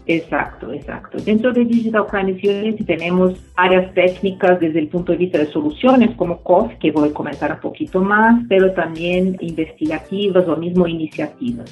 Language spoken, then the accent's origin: Spanish; Brazil; soy brasileña